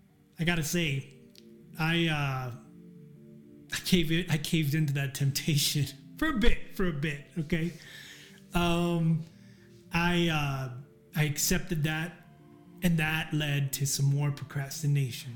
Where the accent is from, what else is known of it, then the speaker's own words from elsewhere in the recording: El Paso, Texas, United States; my hometown of El Paso